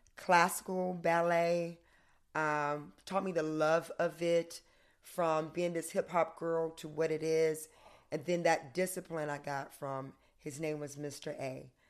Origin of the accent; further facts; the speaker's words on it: the South, United States; moved away; also born or lived in Connecticut; I'm from the South